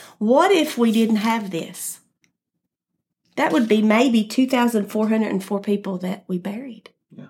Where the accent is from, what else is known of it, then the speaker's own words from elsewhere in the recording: Powell County, Eastern Kentucky, United States; I am from Eastern Kentucky, Powell County.